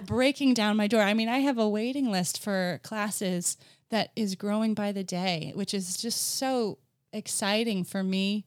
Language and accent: English; New Jersey, United States; moved away as an adult; also born or lived in Virginia / upstate New York; I grew up in New Jersey, so just last weekend I was at the Jersey Shore